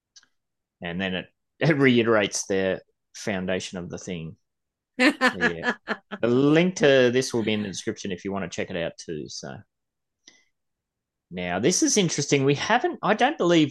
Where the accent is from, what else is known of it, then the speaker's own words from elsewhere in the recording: Gold Coast, Queensland, Australia; I'm from the Gold Coast.